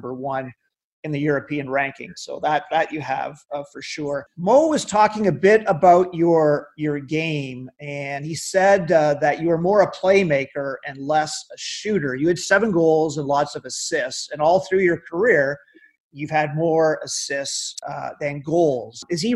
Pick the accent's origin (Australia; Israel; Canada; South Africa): Canada; also born or lived in Windsor; I'm a Canadian